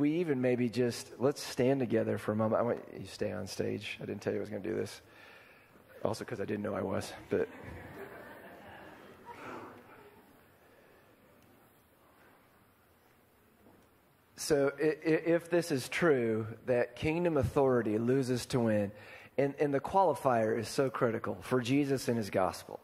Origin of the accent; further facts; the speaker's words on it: Iowa, United States; I'm from Iowa